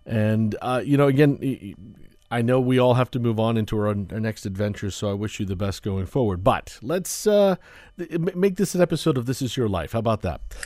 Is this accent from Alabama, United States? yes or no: no; Florida, United States; I grew up in Florida